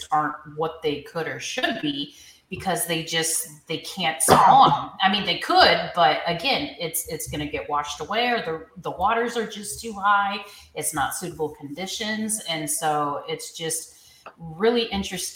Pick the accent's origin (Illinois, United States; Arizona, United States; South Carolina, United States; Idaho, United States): Illinois, United States; Central; So I'm from Central Illinois